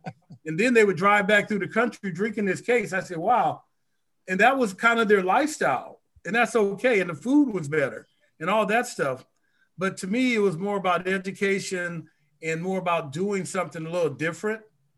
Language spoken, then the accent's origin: English; Los Angeles, California, United States; I grew up in Los Angeles, California, but my parents both were from Texas, a small town called Waxahachie.